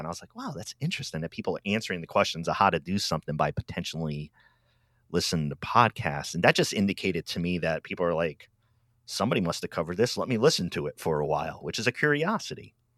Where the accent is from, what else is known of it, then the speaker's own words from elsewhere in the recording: Rhode Island, United States; moved away as an adult; now in Albany, Oregon, United States; I grew up out east in Rhode Island, and I've been in Oregon for about ten, eleven years